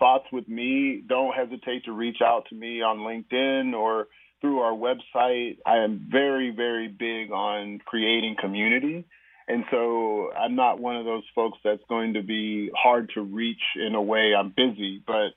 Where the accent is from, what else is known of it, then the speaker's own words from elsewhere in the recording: Topeka, Kansas, United States; now in Basel, Switzerland; my hometown in Topeka, Kansas